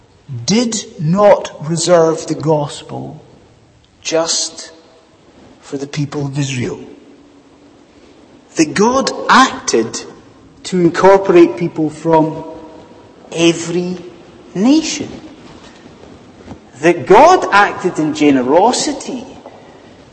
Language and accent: English; Scot, Scotland, United Kingdom; now in England, United Kingdom; as a Scot living in England